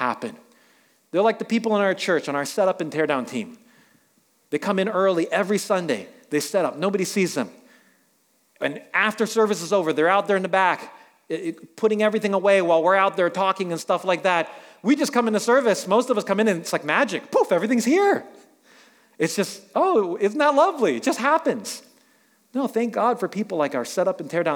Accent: New York City, New York, United States; I grew up in New York City

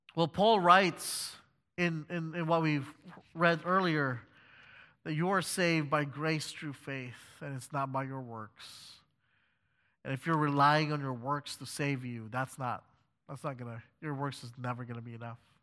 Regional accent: Philippines; moved away; also born or lived in China; I, as a Filipino, was actually teaching at a Christian school located in China

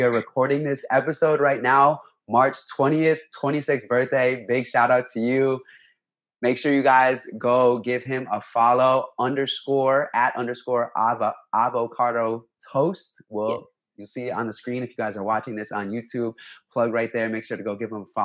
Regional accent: Mystic, Connecticut, United States; moved away as an adult; now in New York City, United States; I was living back in my hometown, Mystic, Connecticut

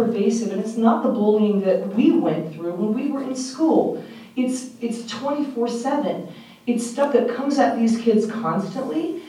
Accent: Omaha, Nebraska, United States; moved away; I'm from Omaha originally

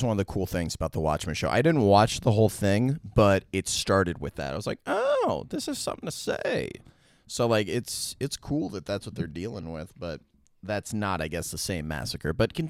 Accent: Washington, District of Columbia, United States; also born or lived in New York; I'm from Washington, D.C.

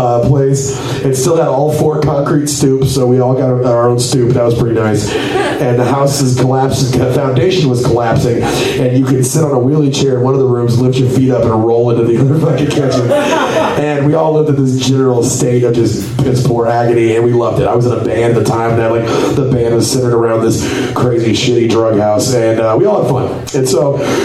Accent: Copperas Cove, Texas, United States; I grew up in a town called Coppers Cove, Texas.

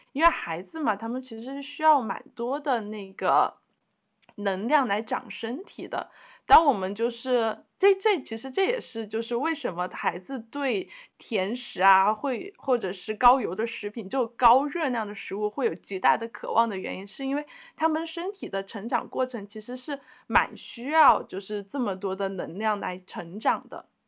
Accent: China; 我们中国人常吃的

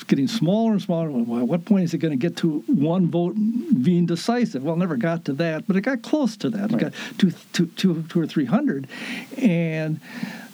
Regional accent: Kansas, United States; we're from Kansas

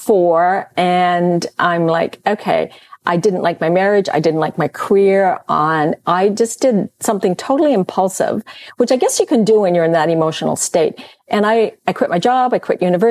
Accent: Calgary, Alberta, Canada; moved away as an adult; also born or lived in Vancouver; I'd born and raised in Calgary

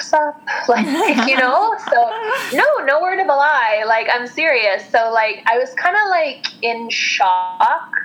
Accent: Western Canada, Canada; I grew up in Western Canada

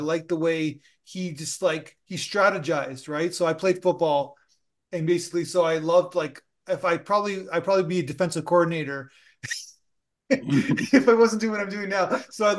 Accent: Niagara Falls, New York, United States; moved away; I'm from Niagara Falls originally

